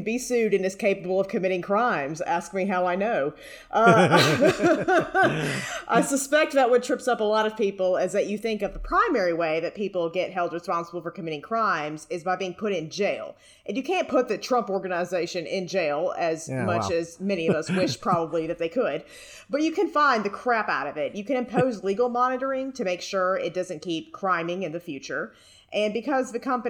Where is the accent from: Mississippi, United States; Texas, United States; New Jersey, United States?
Mississippi, United States; Jackson; WorldCom, which is my hometown fraud. I used to have ringside tickets to the Jackson Bandits